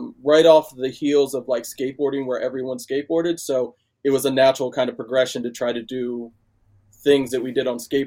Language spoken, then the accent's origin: English; Bel Air, Maryland, United States; also born or lived in Georgia; Grew up in Bel Air, Maryland